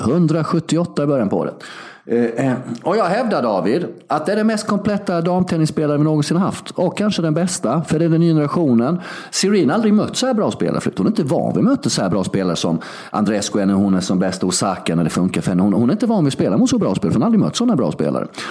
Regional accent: Sweden; moved away as an adult

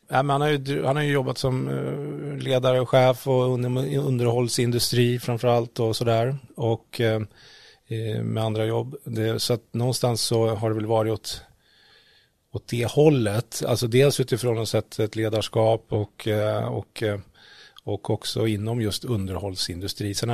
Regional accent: Västerås, Västmanland, Sweden; born there; also born or lived in Oskarshamn; jag är inte född i Karlskoga, jag är faktiskt född i Västerås och så har jag bott lite i Oskarshamn

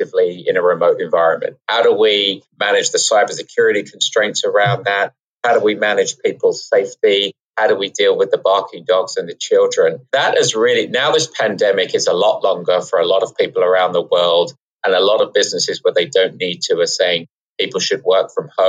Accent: England, United Kingdom; now in New York City, United States; we're from England

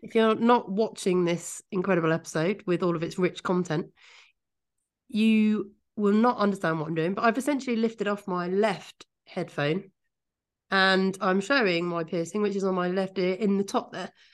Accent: Kent, South East England, United Kingdom; moved away; I'm from Kent

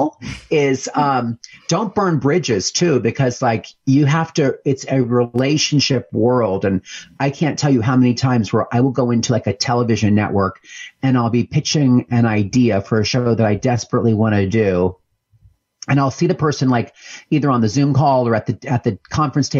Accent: Pennsylvania, United States; moved away as an adult; also born or lived in New York City; as a young person, I grew up in Pennsylvania on a horse farm

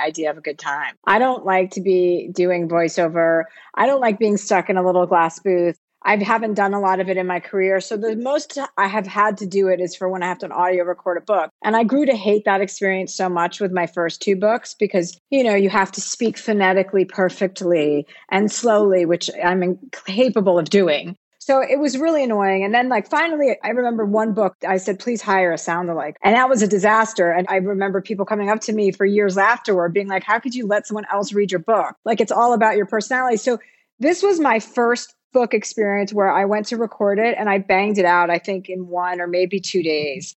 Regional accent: New Jersey, United States; now in California, United States

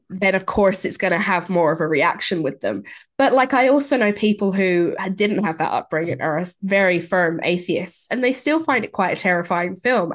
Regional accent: Ireland; growing up in Ireland and, you know, you go to a, a Catholic school

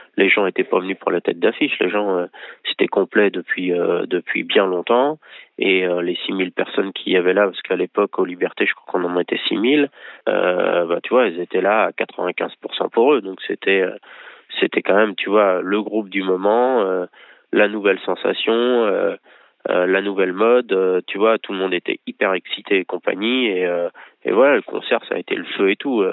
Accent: Angers, Pays de la Loire, France; moi, je suis d'Angers, je suis toujours à Angers

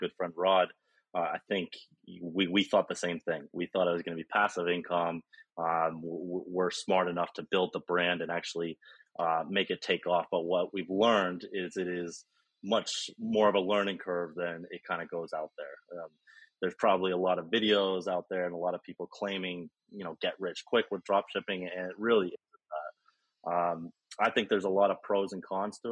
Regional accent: Vermont, United States; accent: American; now in Colombia; I'm originally from the States. So I'm from Vermont

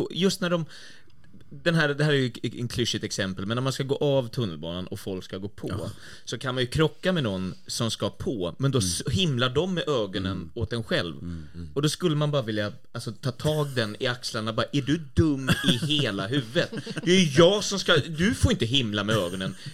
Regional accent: Sweden; Jag är också svensk.

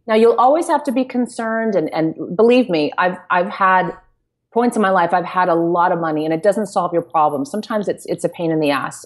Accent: United States; we're American

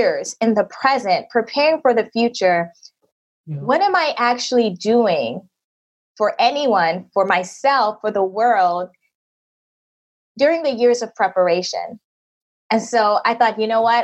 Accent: United States; moved away as an adult; my home country in the US

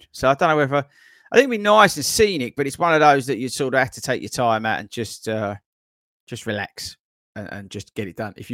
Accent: Belfast, Northern Ireland, United Kingdom; accent: Belfast; I honoured that I made the final running show video edit and without subtitles to cover my Belfast accent.

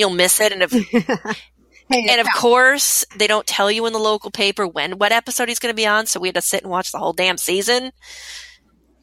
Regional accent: New Jersey, United States; moved away; I grew up really in New Jersey, so I know the area pretty well.

